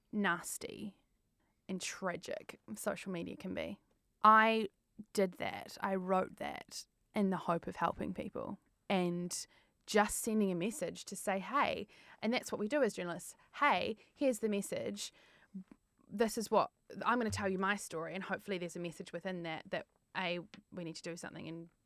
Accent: New Zealand; moved away as an adult; now in London, United Kingdom; as a Kiwi

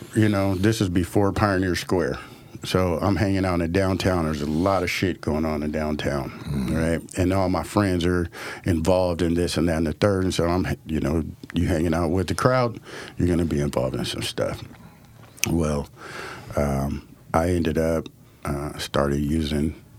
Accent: Portland, Oregon, United States; I'm African American, growing up in the city of Portland

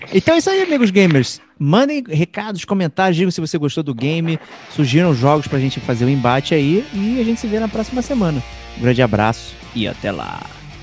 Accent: Brazil; Eu sou brasileiro

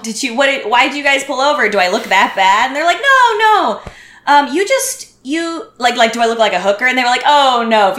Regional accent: United States; moved away as an adult; now in Montreal, Canada; Everyone knows I'm American

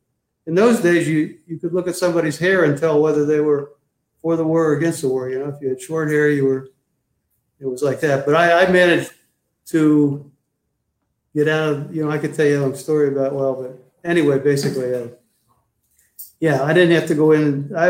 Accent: Ohio, United States; moved away; When I came out to California from Ohio, the two big shows were Laugh-In and the Smothers Brothers, as far as relevant comedy goes.

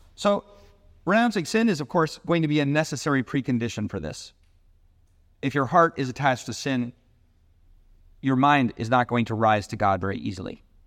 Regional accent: Seattle, Washington, United States; moved away; I grew up in Seattle

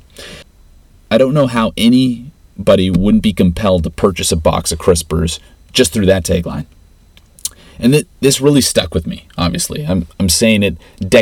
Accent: Regina, Saskatchewan, Canada; Growing up in Regina, there's a close-knit culture and community bond

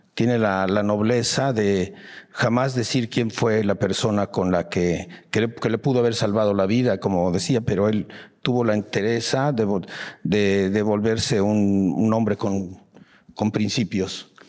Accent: Mexico; sí, maestro, soy mexicano.

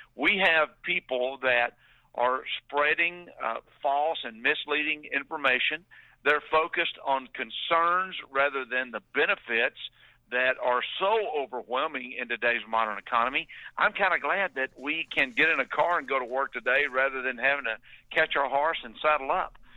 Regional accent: Palestine, Texas, United States; I grew up in East Texas

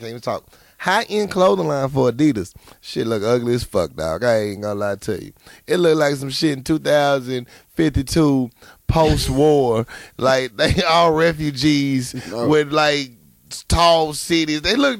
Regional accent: Philadelphia, Pennsylvania, United States; Y'all might need to know that I'm from Philly and don't mess with her.

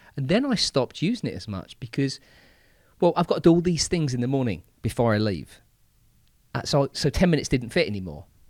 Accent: England, United Kingdom; I'm English

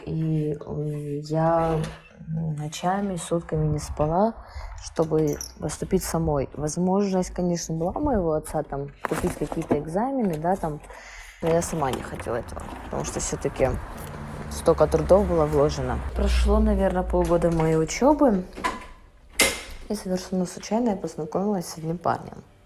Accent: Russia; я-то выросла всё равно в России

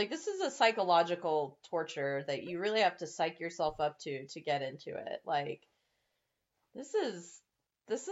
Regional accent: United States; growing up in the States

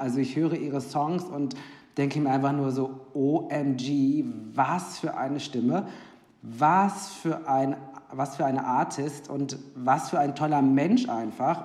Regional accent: Ruhr area, North Rhine-Westphalia, Germany; also born or lived in Cologne; ich bin aus dem Ruhrgebiet eigentlich, habe aber in Köln ähm, drei Jahre gewohnt

